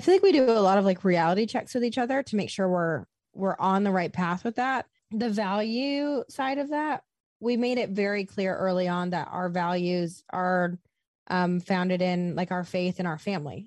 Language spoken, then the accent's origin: English; Iowa, United States; also born or lived in Los Angeles; now in Nashville, United States; I was born and raised in Iowa.